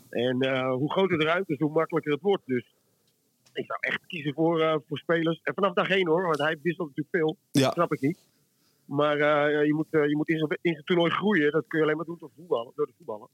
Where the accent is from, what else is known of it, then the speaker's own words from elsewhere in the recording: Friesland, Netherlands; ik ben een Fries